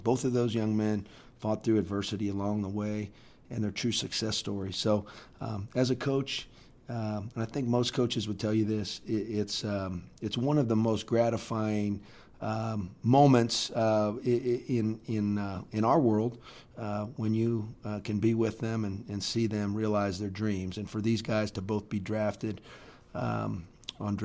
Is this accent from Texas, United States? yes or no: no; Columbus, Ohio, United States; moved away as an adult; now in Normal, United States; I'm in my hometown. I'm working for a guy that I love.